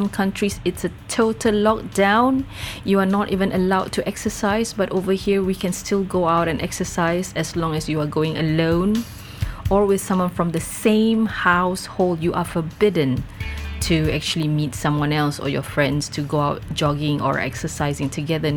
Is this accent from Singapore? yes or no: yes; Singapore; As a Singaporean